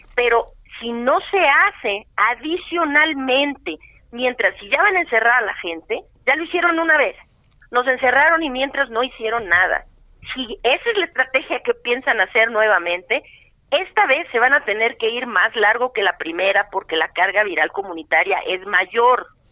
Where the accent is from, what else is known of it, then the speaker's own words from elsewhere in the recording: Mexico; yo soy mexicana